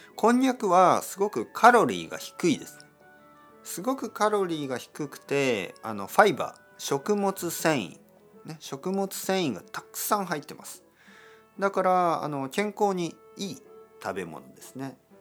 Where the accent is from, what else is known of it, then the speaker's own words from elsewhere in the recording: Kyushu, Japan; 僕の出身九州ですね